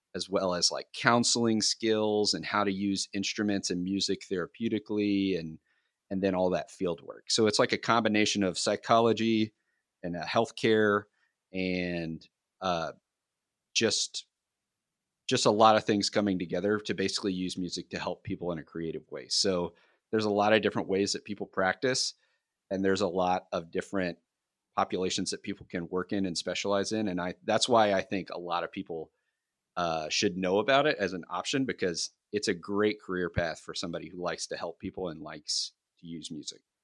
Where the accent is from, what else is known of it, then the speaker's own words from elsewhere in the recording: Kentucky, United States; I'm from Kentucky